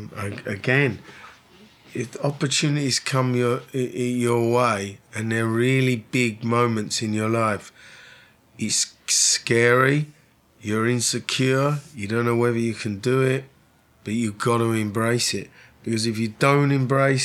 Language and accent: English; London, United Kingdom; moved away as an adult; now in Los Angeles, United States; I was born in London, I'd certainly say, you know, I feel that I'll be here for the rest of my life